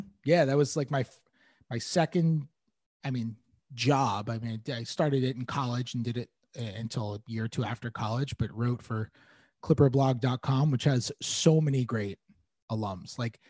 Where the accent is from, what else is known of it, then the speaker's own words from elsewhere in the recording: New York City, New York, United States; I grew up in the city.